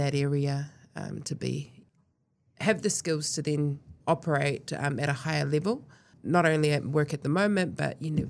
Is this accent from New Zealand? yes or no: yes; Northland, New Zealand; but I hail from Ngāti Whātua, down the road, but also out in the Kaipara and then in the far north.